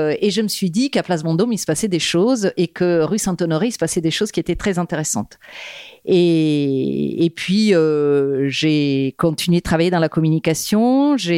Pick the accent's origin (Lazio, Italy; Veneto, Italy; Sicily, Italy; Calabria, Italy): Lazio, Italy; Rome; French is a second language; moved away as an adult; now in Paris, France; je suis née à Rome, euh, où j'ai grandi jusqu'à euh, mes 25 ans. J'ai fait des études d'art là-bas, en histoire de l'art contemporain. Et puis j'ai décidé à un moment donné de venir à Paris.